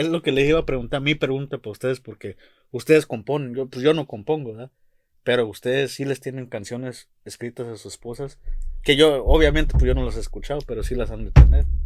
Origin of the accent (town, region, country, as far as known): Mexico